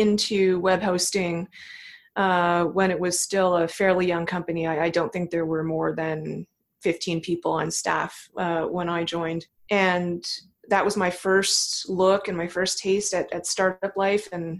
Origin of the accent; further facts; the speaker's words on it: Thornhill, Ontario, Canada; I grew up in Toronto. Technically, I grew up just north of Toronto in a suburb called Thornhill, Ontario